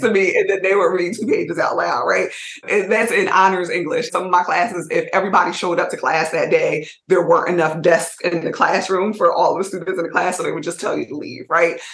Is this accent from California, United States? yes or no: no; Montclair, New Jersey, United States; also born or lived in Trenton, New Jersey; I'm originally from Montclair and then moved to Trenton